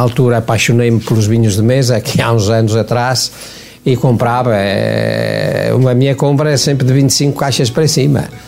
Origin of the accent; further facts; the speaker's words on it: Lamego, Viseu, Portugal; now in Caminha, Portugal; eu cheguei a Caminha, sou de Lamego, cheguei a Caminha em 1970